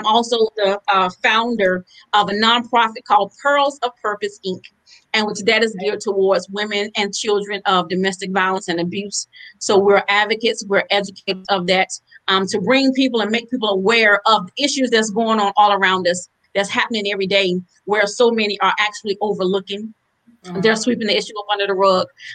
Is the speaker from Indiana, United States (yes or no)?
no; Halifax County, North Carolina, United States; now in Durham, United States; I'm originally from Halifax County, but I now reside in Durham, North Carolina